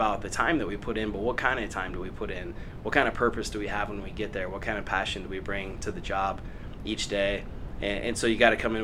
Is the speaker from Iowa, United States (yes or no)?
yes; Des Moines, Iowa, United States; I grew up in the Des Moines area and then went to high school at Johnston High School. So I'm from this area originally.